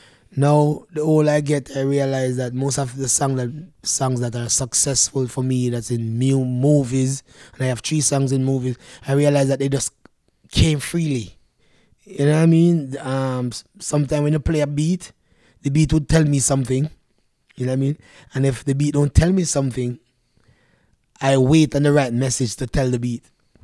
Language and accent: English; Canada; And I said, no, I'm from Canada.